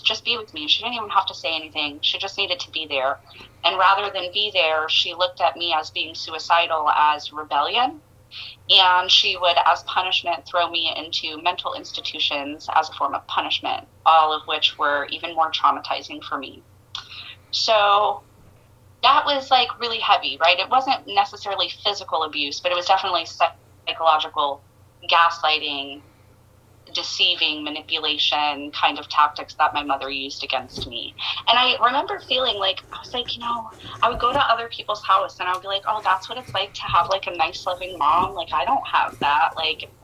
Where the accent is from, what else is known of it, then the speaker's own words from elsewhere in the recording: Tampa, Florida, United States; I am from Tampa, Florida